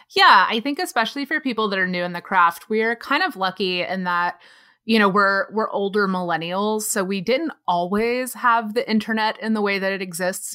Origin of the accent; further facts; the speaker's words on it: North Texas, United States; moved away as an adult; also born or lived in Austin, Texas; now in Los Angeles, United States; I live in Los Angeles now, but I grew up in North Texas with Nick in this tiny little town of less than seven thousand people